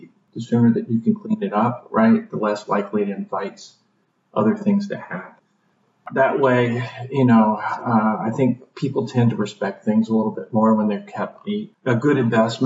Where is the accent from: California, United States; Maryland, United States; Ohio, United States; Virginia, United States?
Virginia, United States; Piedmont area; moved away; I grew up in Virginia and sort of the Piedmont area there